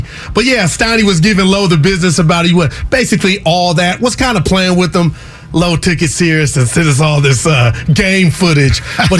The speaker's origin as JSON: {"language": "English", "town": "Oakland", "region": "California", "country": "United States", "tie": "born or raised there", "said": "I was born in Oakland."}